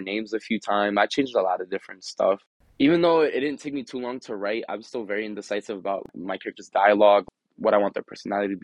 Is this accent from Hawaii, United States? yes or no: no; Elizabeth, New Jersey, United States; where I grew up in Elizabeth is known for being a bad area